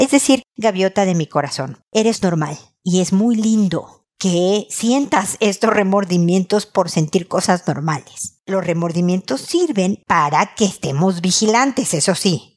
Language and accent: Spanish; Mexico; soy mexicana